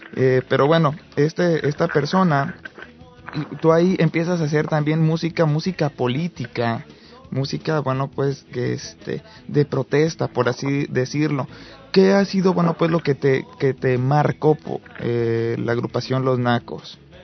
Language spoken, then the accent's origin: Spanish; Morelos, Mexico; Morelos, de donde yo soy